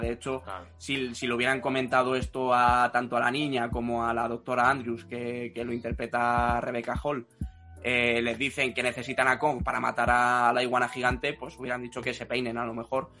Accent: Spain; en España somos un poco agarrados en ese sentido

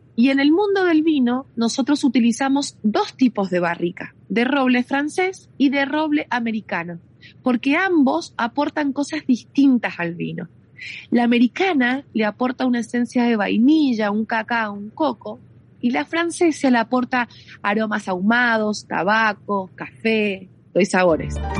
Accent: Mendoza, Argentina; soy de Mendoza Capital, del Gran Mendoza

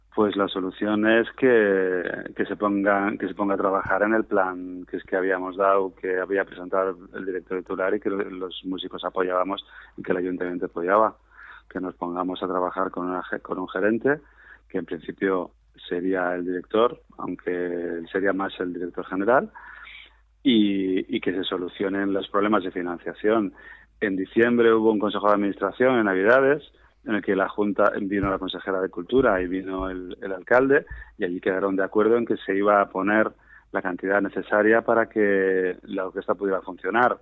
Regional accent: Spain; nosotros, que somos españoles

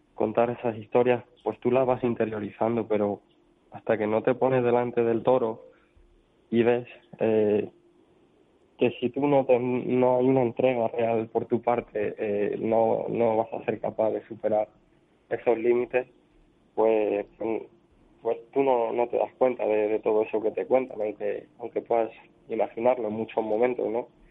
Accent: Daimiel, Castilla-La Mancha, Spain; ha sido en Daimiel, en mi pueblo, que he contado con, el apoyo y con el cariño de mis paisanos

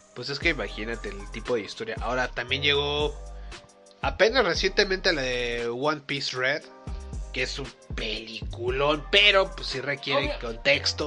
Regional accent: Mexico; Somos mexicanos.

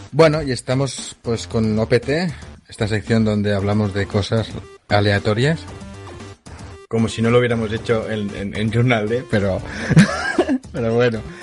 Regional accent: Catalonia, Spain; accent: Catalan; se me nota un poco que soy catalán

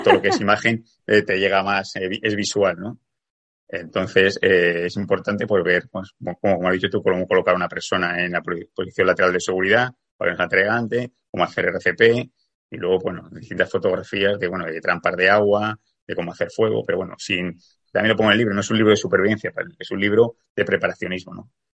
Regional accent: Zaragoza, Aragon, Spain; now in Canary Islands, Spain; yo soy de Zaragoza, aunque vivo en Canarias

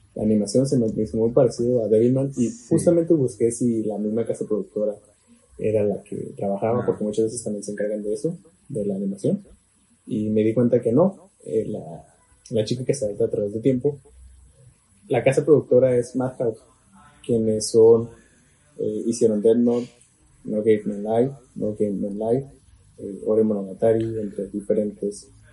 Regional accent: Mexico

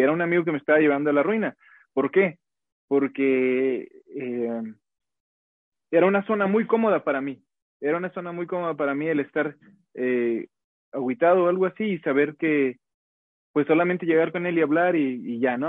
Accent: Guadalajara, Jalisco, Mexico; soy de Guadalajara

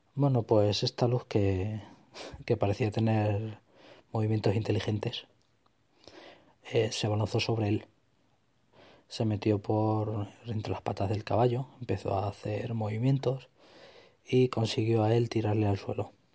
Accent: Extremadura, Spain; mi tierra, en Extremadura

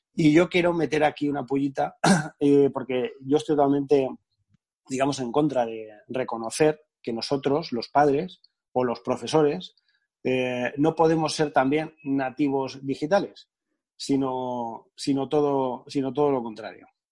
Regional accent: Albatana, Castilla-La Mancha, Spain; now in Alicante, Spain; yo soy un pueblecito de Albacete, pequeño, que se llama Albatana

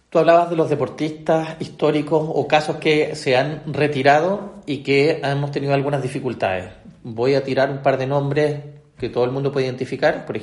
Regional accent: Chile; nosotros en Sudamérica, como buen chileno, a veces pensamos y nos miramos y nos nivelamos en términos de Sudamérica

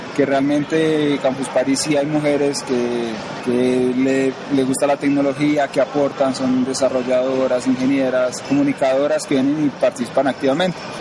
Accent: Cali, Valle del Cauca, Colombia; moved away as an adult; now in Bogotá, Colombia; Yo vivo en Bogotá, Colombia, eso soy de Cali, yo estudié mi carrera de ingeniería allá

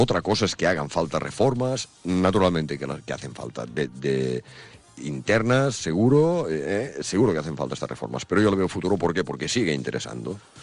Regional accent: Banyoles, Catalonia, Spain; yo, claro, siendo catalán y habiendo nacido, como te digo, en Bañolas y, siendo de cultura catalana y taurina de toda mi vida

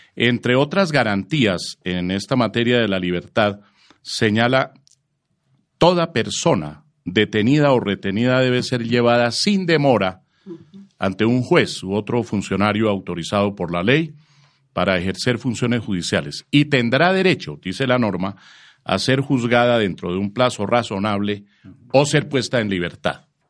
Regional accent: Colombia; estamos afrontando los colombianos

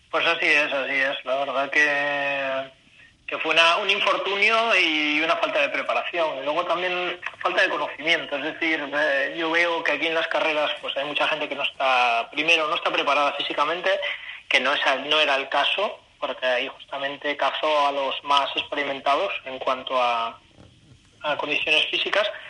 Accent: Asturias, Spain; now in China; en Asturias, ahí en mi tierra

